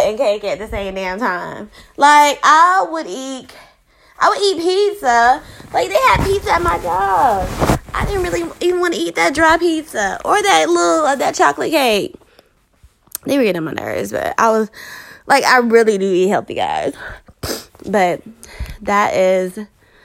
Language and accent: English; Savannah, Georgia, United States; moved away; I'm from Savannah